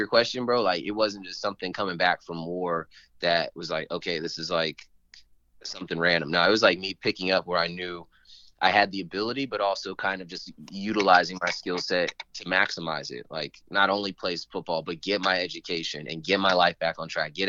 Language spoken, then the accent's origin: English; Northern Virginia, United States; So I grew up in Northern Virginia area